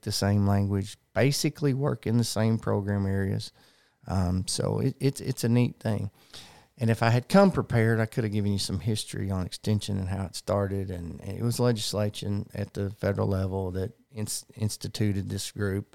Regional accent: Conway, Arkansas, United States; I was born and raised in Conway

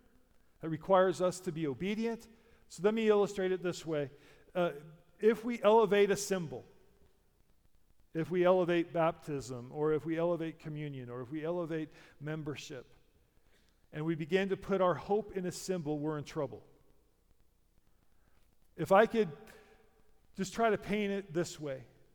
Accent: United States; I'm a Christian because I'm an American, that's my heritage

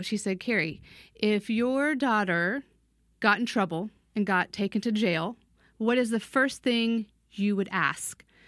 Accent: United States; also born or lived in East Asia; as an American

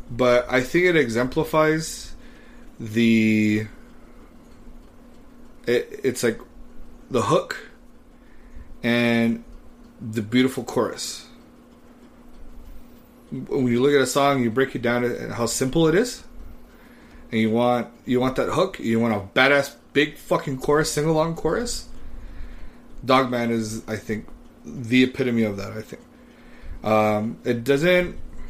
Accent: Texas, United States; I'm from Texas

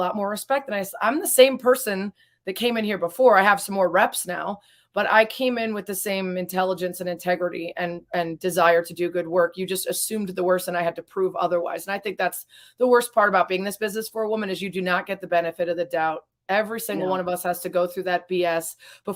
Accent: Lake Forest, Illinois, United States; also born or lived in Los Angeles; now in Chicago, United States; I grew up in Lake Forest

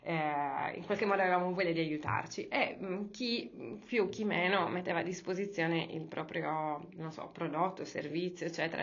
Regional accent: Cagliari, Sardinia, Italy; moved away as an adult; now in Milan, Italy; io, quando sono arrivata qua a Milano, io sono di Cagliari

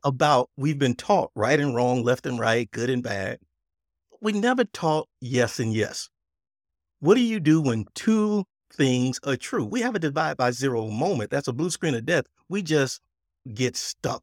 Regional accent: Texas, United States; accent: Texas; it's my Texas accent.

